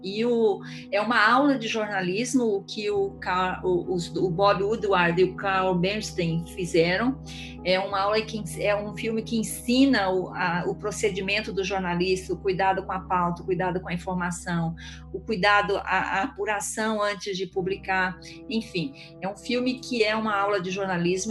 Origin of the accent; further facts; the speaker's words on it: Eldorado, Brazil; Crescemos em Eldorado